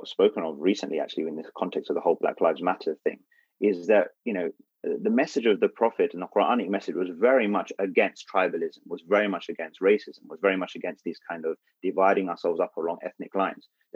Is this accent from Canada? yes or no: no; United Kingdom; We are British